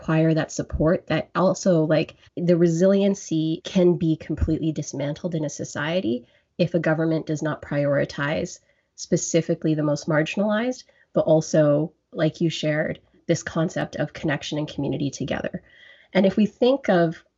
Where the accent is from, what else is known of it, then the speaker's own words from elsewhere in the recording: Grande Prairie, Alberta, Canada; now in Ottawa, Canada; And I am born and raised in Alberta, from Grand Prairie, Alberta. I'm now in Ontario, in Ottawa